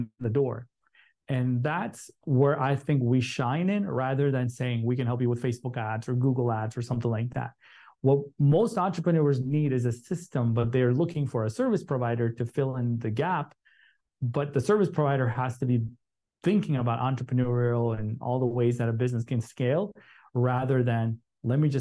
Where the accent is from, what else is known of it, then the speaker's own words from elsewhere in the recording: Chicago, Illinois, United States; I grew up in Chicago.